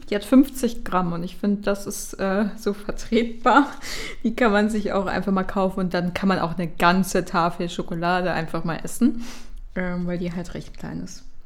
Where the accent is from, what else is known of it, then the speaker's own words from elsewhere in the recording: Düsseldorf, North Rhine-Westphalia, Germany; wir kommen ja aus Düsseldorf